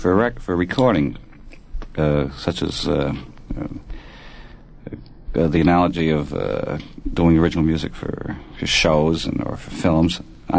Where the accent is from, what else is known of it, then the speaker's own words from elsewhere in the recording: Saint John, New Brunswick, Canada; moved away; Well, I was born in Canada. Whereabouts? In St. John, New Brunswick.